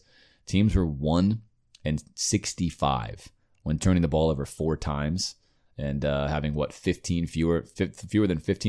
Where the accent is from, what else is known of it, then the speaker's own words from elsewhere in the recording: Coral Gables, Florida, United States; And growing up in Coral Gables, it still gives me all the feels.